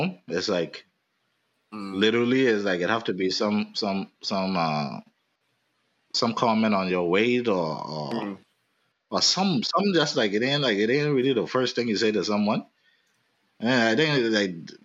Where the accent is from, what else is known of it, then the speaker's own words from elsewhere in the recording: Nassau, New Providence, Bahamas; we grew up in Nassau